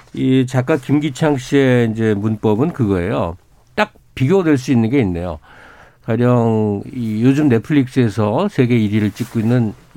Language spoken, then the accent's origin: Korean; South Korea